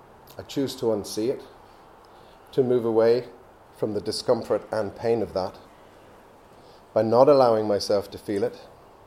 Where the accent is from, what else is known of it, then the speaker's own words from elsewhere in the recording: Belgium; also born or lived in England; But I wasn't born in France, I was born in England. And I was confused, even at the age of 2, about where I was from. My parents had met here, had me here. Now they were back in Belgium